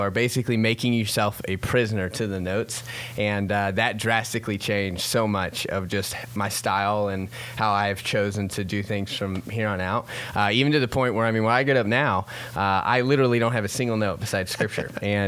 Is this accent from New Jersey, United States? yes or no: no; Columbus, Ohio, United States; also born or lived in Florida; when I was born in Florida, when I was 3, we moved to Ohio. So between 3 and 9, that's when you kind of pick your teams, right? So we live in Columbus, Ohio.